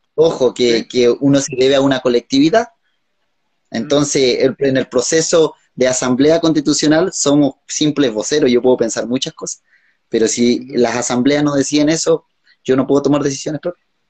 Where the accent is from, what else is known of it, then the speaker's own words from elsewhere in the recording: Aysén, Chile; como Aicenino